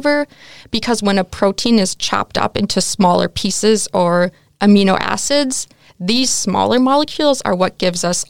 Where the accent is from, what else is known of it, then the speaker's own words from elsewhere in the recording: United States; moved away as an adult; now in Netherlands; as an American